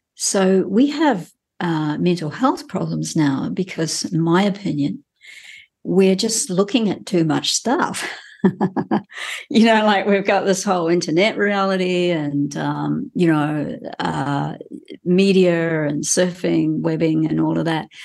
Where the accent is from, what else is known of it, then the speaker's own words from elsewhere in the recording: New Zealand; as a Kiwi who's grown up in this country and spent, um, most of my life living here